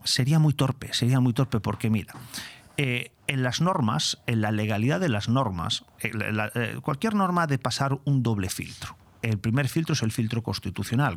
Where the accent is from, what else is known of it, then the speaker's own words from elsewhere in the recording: Spain; como español